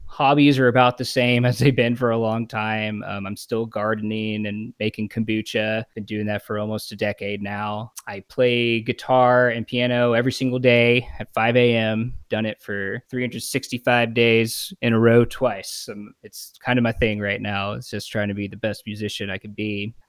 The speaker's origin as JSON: {"language": "English", "town": "Houston", "region": "Texas", "country": "United States", "tie": "born or raised there", "also_born_or_lived": "Tulsa, Oklahoma", "said": "I'm from Houston, Texas, born and raised, big fan of Houston."}